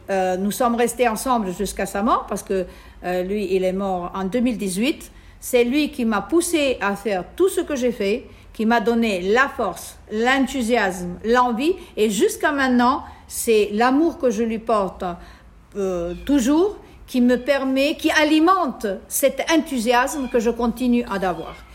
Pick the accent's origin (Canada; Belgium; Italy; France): Italy; now in Tunisia; Bien sûr, je suis italienne, donc j'étais reconnue par euh, les Italiens.